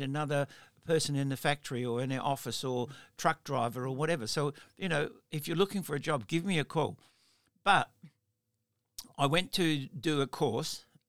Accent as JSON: {"language": "English", "town": "Melbourne", "region": "Victoria", "country": "Australia", "said": "And in South Australia, sorry, and I'm from Melbourne, and I'm going back to Melbourne."}